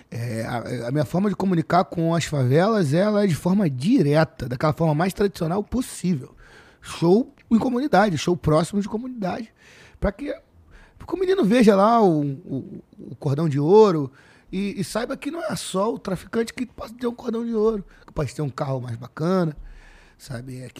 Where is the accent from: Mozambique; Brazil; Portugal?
Brazil; Rio de Janeiro; born there; Nasci. Eu nasci na Joaquim na Luz Maçom